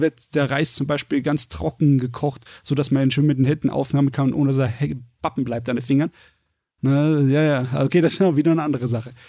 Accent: Germany; wir sind Deutsche

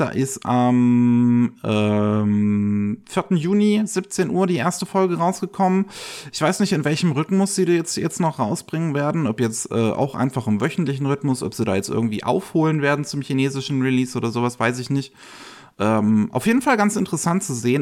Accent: Bavaria, Germany; bei uns in Bayern

